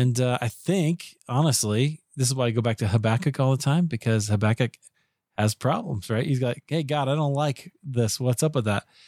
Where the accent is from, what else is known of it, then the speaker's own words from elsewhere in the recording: Iowa, United States; I grew up in Iowa